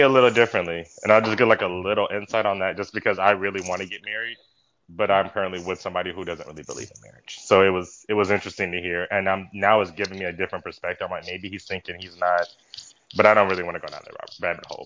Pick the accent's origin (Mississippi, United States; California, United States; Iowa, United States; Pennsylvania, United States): Mississippi, United States; now in Dallas, United States; I'm from I'm from Mississippi.